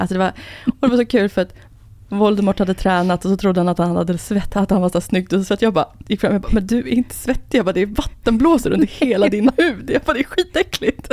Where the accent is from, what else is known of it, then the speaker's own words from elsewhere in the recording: Enhörna, Stockholm County, Sweden; Jag är uppvuxen i Enhörna, som ligger utanför Södertälje